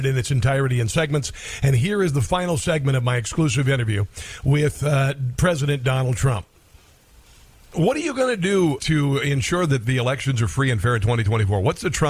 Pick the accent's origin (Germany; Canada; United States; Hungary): United States; Neola, Iowa; I'm from a small town in southwest Iowa called Neola